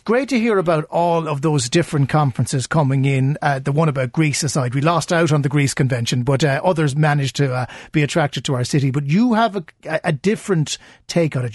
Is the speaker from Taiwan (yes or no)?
no; Cork, Munster, Ireland; we're all from Cork listening right now